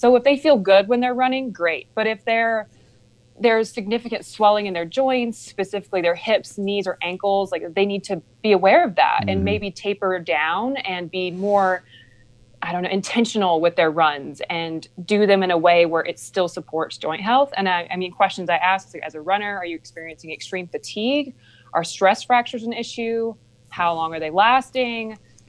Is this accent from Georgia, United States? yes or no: yes; Cohutta, Georgia, United States; Right. Yeah, I grew up in Cahutta. My parents built their house right before I was born.